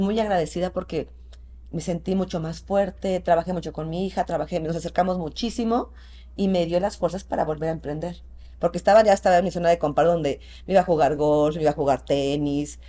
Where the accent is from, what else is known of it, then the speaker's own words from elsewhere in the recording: Mexico; also born or lived in Querétaro; aquí somos mexicanos y aquí todos nos conocemos.